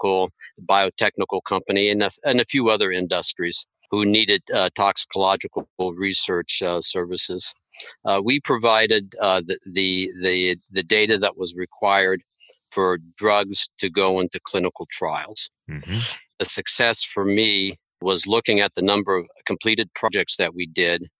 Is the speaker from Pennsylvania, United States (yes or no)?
no; Ohio, United States; moved away as an adult; I did come back to Ohio is I felt I could help build something here in my home state